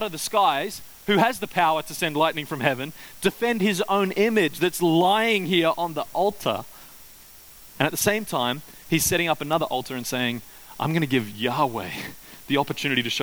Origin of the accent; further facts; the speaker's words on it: Queensland, Australia; growing up in Queensland